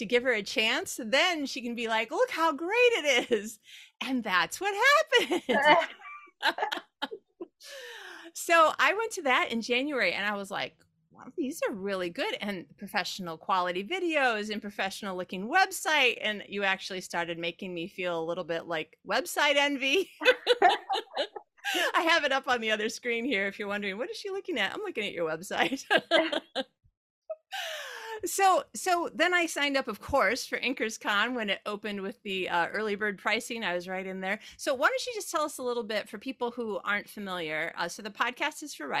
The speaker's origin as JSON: {"language": "English", "country": "United States", "also_born_or_lived": "Sydney, Australia", "moved": "yes", "lives_now": "Sweden", "said": "I'm an American, but I live in Sweden"}